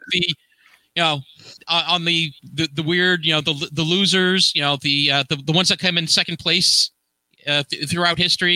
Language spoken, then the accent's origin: English; Hackensack, New Jersey, United States; my hometown of Hackensack, New Jersey